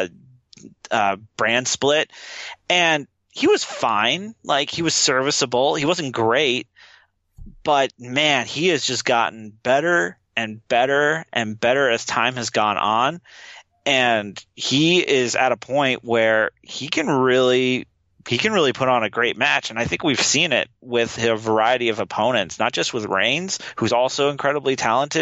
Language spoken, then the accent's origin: English; Alaska, United States; now in Los Angeles, United States; I was born and raised in Alaska, where you got to do stuff outside.